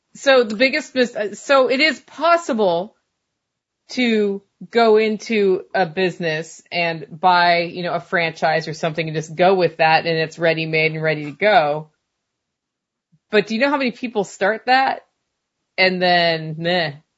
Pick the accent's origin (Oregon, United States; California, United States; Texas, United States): Oregon, United States; moved away; grew up in Oregon and we didn't have sales tax